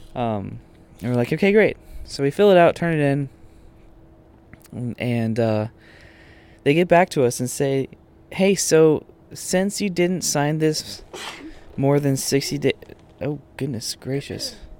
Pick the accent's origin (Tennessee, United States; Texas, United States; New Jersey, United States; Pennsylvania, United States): Texas, United States; Austin; moved away; I grew up in Texas